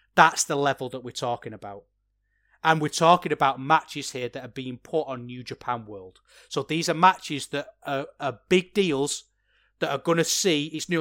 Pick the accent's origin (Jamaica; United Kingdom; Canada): United Kingdom; England; As an Englishman myself